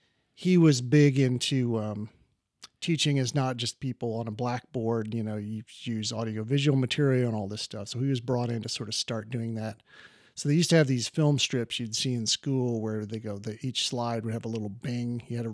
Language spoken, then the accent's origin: English; Columbus, Ohio, United States; I'm from Columbus, Ohio.